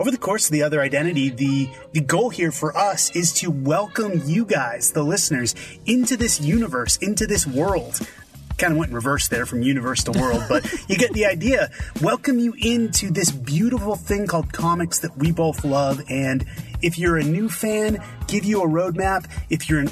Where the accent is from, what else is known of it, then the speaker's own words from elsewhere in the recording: Boston, Massachusetts, United States; growing up in Boston, Massachusetts